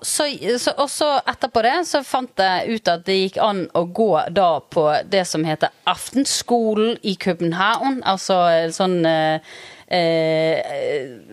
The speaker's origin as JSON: {"language": "Norwegian", "town": "Bergen", "region": "Vestland", "country": "Norway", "tie": "born or raised there", "moved": "as an adult", "lives_now": "Ustaoset, Norway", "said": "Jeg er født i Sør Skogvei."}